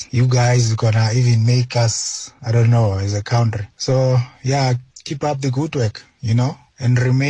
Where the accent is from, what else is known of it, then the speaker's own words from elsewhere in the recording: South Africa; we are very proud as South Africans.